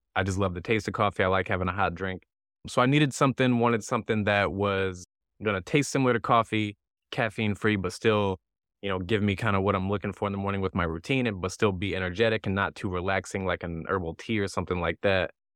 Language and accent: English; near Saint Louis, Missouri, United States; now in Southern California, United States; I grew up near Saint Louis